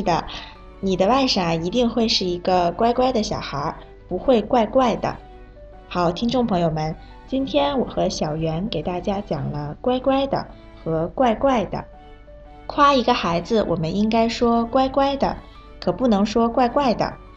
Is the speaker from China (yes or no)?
no; Bangkok, Thailand; 我是来自泰国的